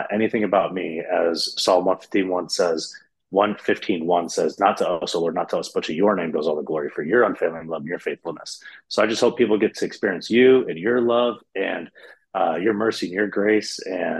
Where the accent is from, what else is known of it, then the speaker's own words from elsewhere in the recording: Michigan, United States; I was raised in Michigan, United States, raised in a Catholic church